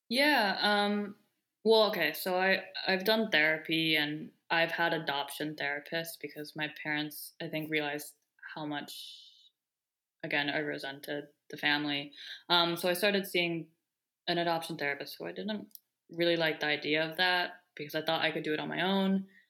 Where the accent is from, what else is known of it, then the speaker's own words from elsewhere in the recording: Bethesda, Maryland, United States; also born or lived in Daegu, South Korea; I grew up in Bethesda, Maryland